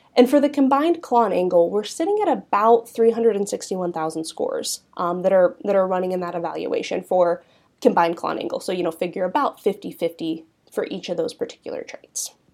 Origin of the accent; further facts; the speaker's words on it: Southeast Kansas, United States; also born or lived in Manhattan, Kansas; I'm originally from an Angus seed stock operation, um, in Southeast Kansas. grew up heavily involved in the National Junior Angus Association